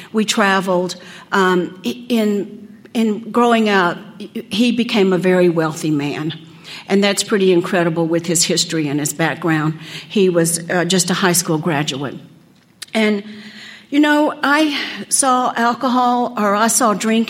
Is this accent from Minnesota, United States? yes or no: no; Odessa, Texas, United States; I grew up in Odessa, Texas.